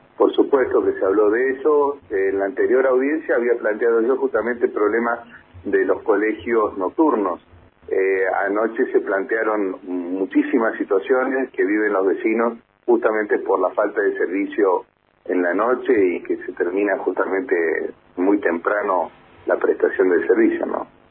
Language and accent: Spanish; Argentina; esto que nos sucede como argentinos